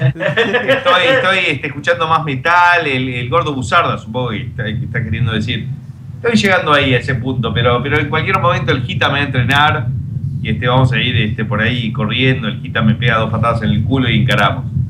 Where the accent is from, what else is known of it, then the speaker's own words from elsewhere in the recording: Argentina; now in Miami, United States; ustedes son argentinos, sí